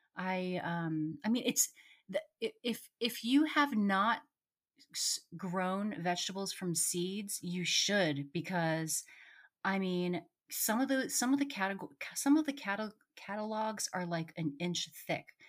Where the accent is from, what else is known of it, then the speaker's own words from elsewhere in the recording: Potomac, Maryland, United States; now in Rockville, United States; I'm actually in Rockville, which is right next to Potomac. I grew up in Potomac.